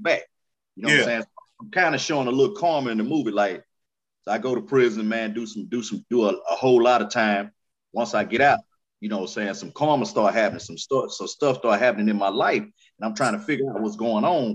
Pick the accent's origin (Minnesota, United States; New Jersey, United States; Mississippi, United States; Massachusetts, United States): Mississippi, United States; Hattiesburg; also born or lived in Florida; now in Jacksonville, United States; I'm really from Mississippi, man, you know what I'm saying, Hattiesburg